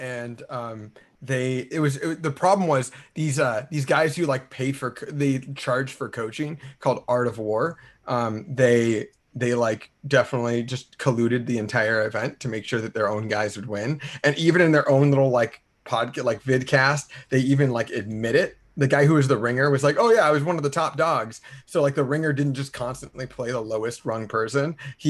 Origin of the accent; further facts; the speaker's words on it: California, United States; I'm from California